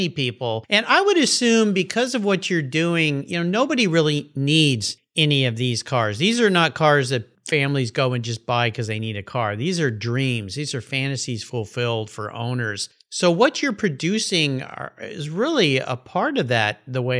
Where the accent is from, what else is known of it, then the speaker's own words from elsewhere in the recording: San Diego, California, United States; I grew up in La Jolla, so it's kind of my hometown